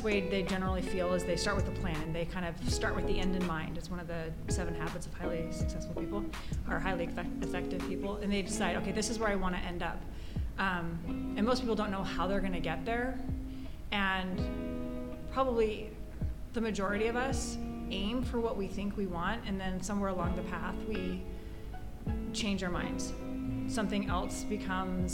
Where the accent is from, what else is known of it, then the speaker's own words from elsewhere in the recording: Southern California, United States; moved away as an adult; also born or lived in Hong Kong; now in Hawaii, United States; I'm from Southern California